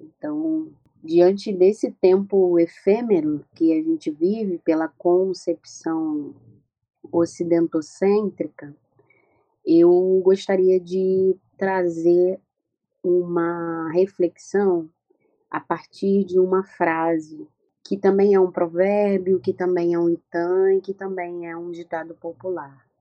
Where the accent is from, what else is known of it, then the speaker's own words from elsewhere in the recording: Rio de Janeiro, Brazil; nascida e criada no Morro da Mangueira, uma favela aqui do Rio de Janeiro, da cidade do Rio de Janeiro